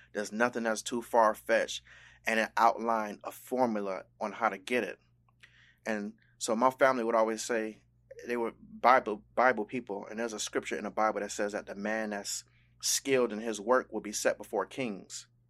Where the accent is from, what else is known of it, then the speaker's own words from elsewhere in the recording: Miami, Florida, United States; I was born in South Florida, in Miami, but my, um, life's journey has taken me all over the world